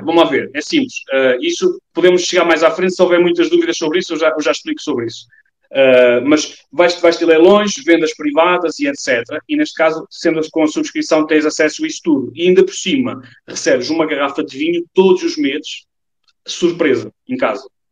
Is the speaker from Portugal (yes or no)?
yes; Portugal; porque eu sou português